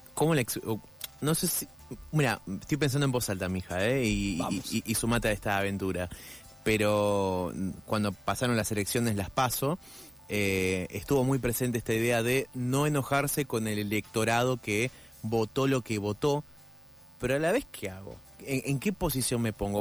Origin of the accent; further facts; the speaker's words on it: Argentina; los que habitamos Argentina somos los argentinos